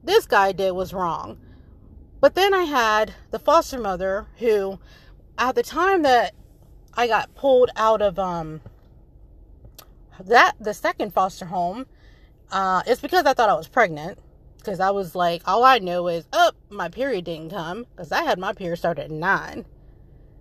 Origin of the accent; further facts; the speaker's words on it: Frederick, Maryland, United States; also born or lived in Seoul, South Korea / North Carolina; I grew up in Frederick, Maryland.